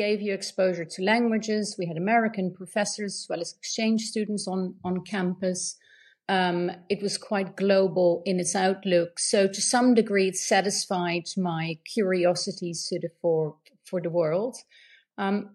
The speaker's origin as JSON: {"language": "English", "country": "Netherlands", "tie": "born or raised there", "said": "I grew up in the Netherlands."}